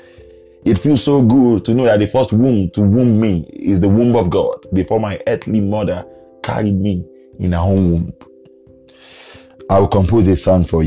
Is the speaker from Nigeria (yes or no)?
yes; Nigeria